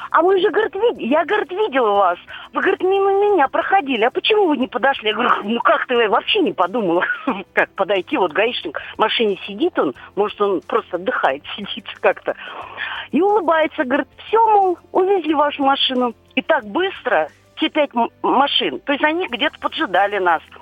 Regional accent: Moscow, Russia; Здравствуйте. Я из Москвы.

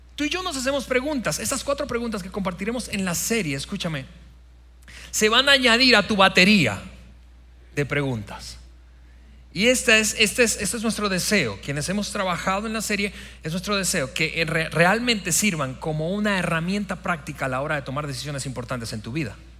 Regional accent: Venezuela; moved away; mi país Venezuela, de mi país natal

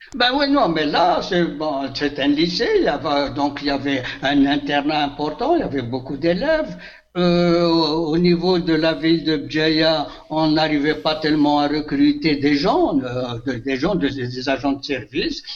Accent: Elfley, near Béjaïa, Béjaïa Province, Algeria; Elfley, mais c'est mon village natal

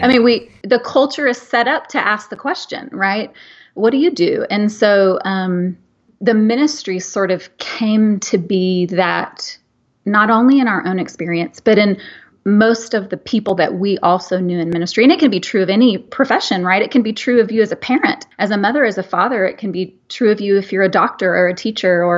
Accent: Texas, United States; now in Milton, Georgia, United States; I grew up in Texas.

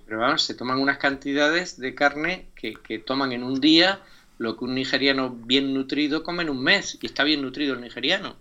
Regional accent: Málaga, Andalusia, Spain; soy malagueño

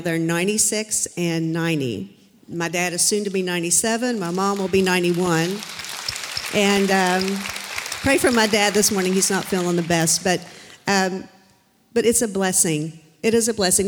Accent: Charleston, United States; moved away; also born or lived in Florida; my family and I moved here two years ago from Florida. We're originally from Charleston.

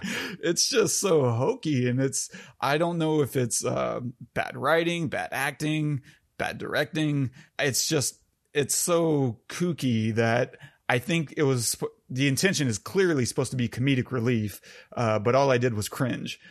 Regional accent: United States; as an American

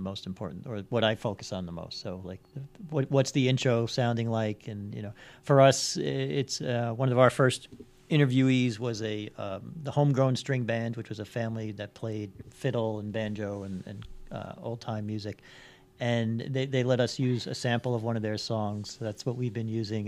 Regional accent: New York City, New York, United States; now in Long Island, United States; I grew up in Queens

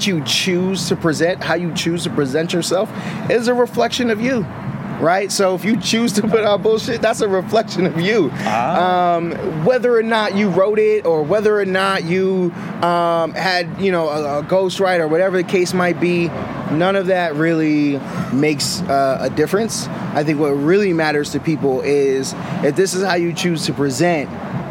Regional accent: Boston, Massachusetts, United States; now in Sacramento, United States; I come from Boston. I'm not originally from the Sacramento community

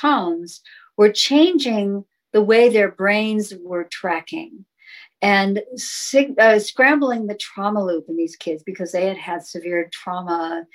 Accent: Sacramento, California, United States; also born or lived in San Francisco; I grew up in in Sacramento, California

